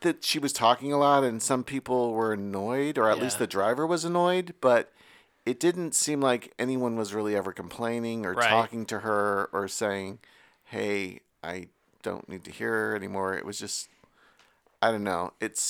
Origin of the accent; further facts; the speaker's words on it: Sacramento, California, United States; I am from Sacramento